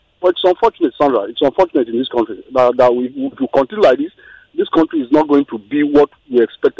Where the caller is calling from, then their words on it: Kenya; Yeah, I'm calling from Kenya.